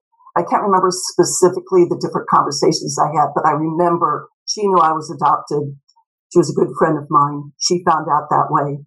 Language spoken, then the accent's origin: English; Kansas, United States; also born or lived in St. Louis; And I grew up in Kansas, St. Louis.